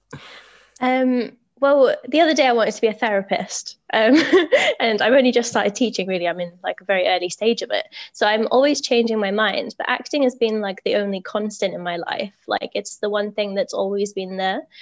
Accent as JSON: {"language": "English", "country": "United Kingdom", "said": "I'm a British teacher."}